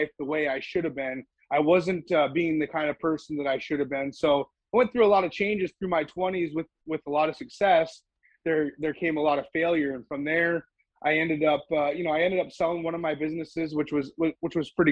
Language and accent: English; central Minnesota, United States; moved away as an adult; now in Central Texas, United States; I grew up in central Minnesota